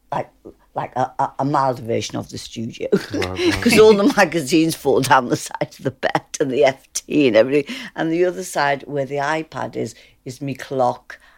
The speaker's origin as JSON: {"language": "English", "town": "Liverpool", "region": "North West England", "country": "United Kingdom", "tie": "born or raised there", "said": "because I'm from Liverpool."}